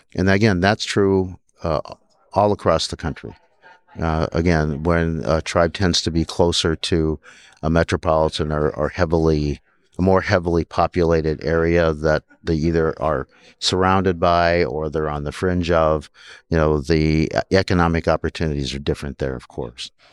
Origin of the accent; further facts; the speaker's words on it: South Dakota, United States; also born or lived in Minnesota; born and raised in South Dakota